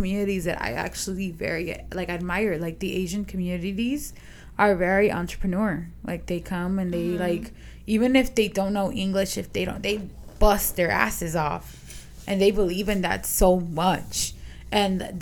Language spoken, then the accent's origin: English; Guatemala; I'm from Guatemala.